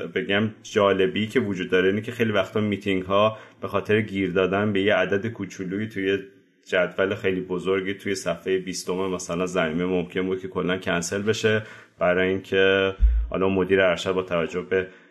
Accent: Tehran, Tehran Province, Iran; moved away as an adult; also born or lived in France; من بهمن 1365 تهران به دنیا اومدم

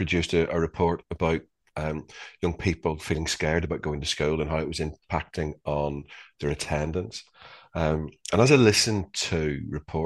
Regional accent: Northern Ireland, United Kingdom; growing up in Northern Ireland in the 70s and the 80s

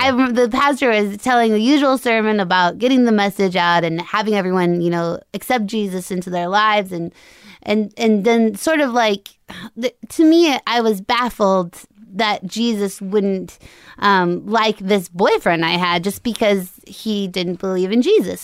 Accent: Longmont, Colorado, United States; moved away; right by Boulder, so it's a town called Longmont, which is, like, fifteen minutes outside of Boulder.

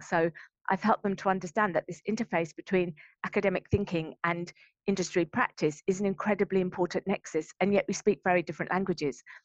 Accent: Brighton, South East England, United Kingdom; moved away as an adult; also born or lived in London; now in Brisbane, Australia; I'm from Brighton

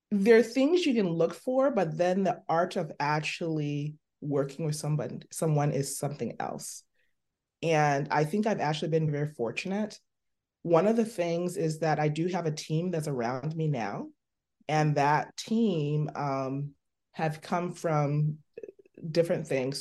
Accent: Liberia; moved away; also born or lived in Buffalo; I was born in Liberia.

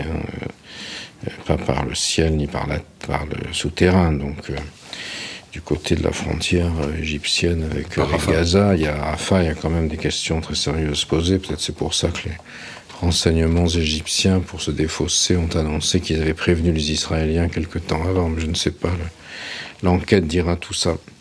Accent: Nice, Provence-Alpes-Côte d'Azur, France; Terra Amata, dit Terra Amat, où j'ai grandi quand j'étais enfant, à Nice

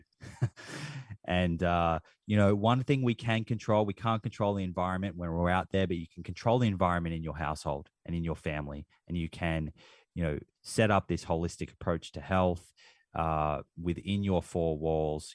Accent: Australia; accent: Australian; my Australian accent

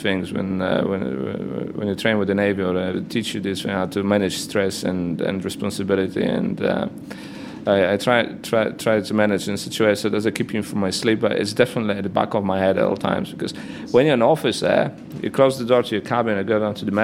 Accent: Poland; accent: Polish; English is a second language; also born or lived in Gdańsk, Poland; I'm obviously Polish, as you can or you cannot gather from my accent.

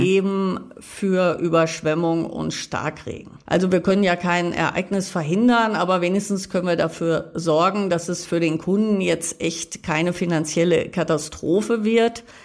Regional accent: Münster, North Rhine-Westphalia, Germany; Meine Heimatstadt Münster

